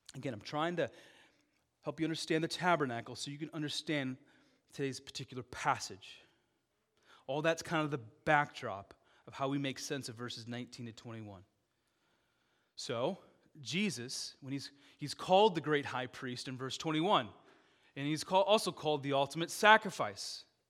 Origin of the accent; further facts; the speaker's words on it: Dubuque, Iowa, United States; I was like, you know, five, six, back in Dubuque